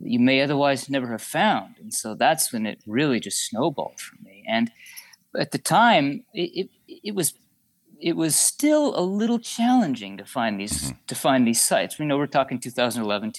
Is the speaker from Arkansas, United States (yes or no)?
no; Utah, United States; moved away as an adult; now in California, United States; when I was about 14 or 15 growing up in Utah.